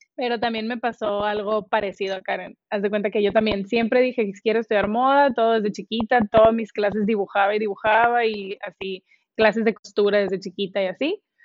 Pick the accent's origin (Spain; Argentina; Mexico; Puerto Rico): Mexico; Mante, Tamaulipas; moved away as an adult; now in Monterrey, Mexico; yo de Mante, Tamaulipas